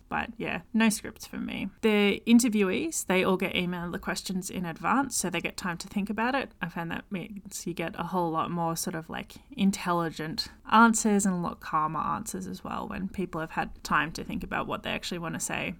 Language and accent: English; Victoria, Australia; accent: Australian; It's created in Victoria, Australia, hence my accent.